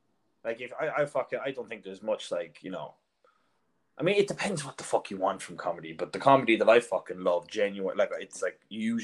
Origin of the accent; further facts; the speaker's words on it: Ireland; now in Dublin, Ireland; I'm hoping outside of Ireland, my accent might be grand, but I feel like in Dublin now, I'm like, you know, I can feel the word bogger when I'm fucking talking at shit.